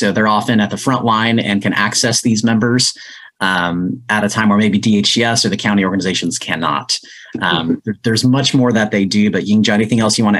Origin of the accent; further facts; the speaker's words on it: Southern California, United States; I'm from Southern California